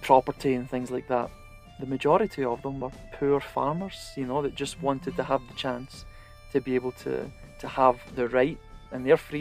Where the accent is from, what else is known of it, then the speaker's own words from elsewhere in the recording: Scotland, United Kingdom; now in United States; being Scottish and the history of Scotland